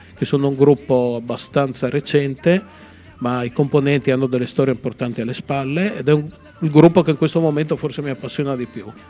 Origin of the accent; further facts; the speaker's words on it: Udine, Friuli-Venezia Giulia, Italy; la mia città che è Udine